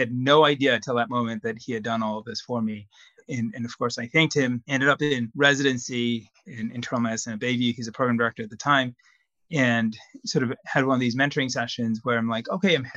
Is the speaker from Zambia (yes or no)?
yes; Zambia; moved away as an adult; now in United States; I grew up in Zambia, a small country in Southern Africa, and I did medical school there